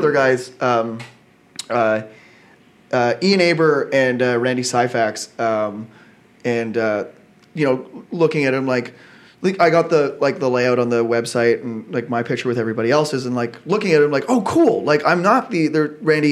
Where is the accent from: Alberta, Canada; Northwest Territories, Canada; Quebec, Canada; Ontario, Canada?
Northwest Territories, Canada; Yellowknife; now in Vancouver, Canada; I grew up in Yellowknife